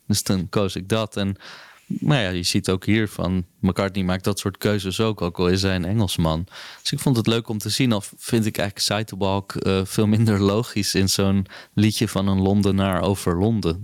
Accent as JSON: {"language": "Dutch", "country": "Netherlands", "said": "als Nederlanders"}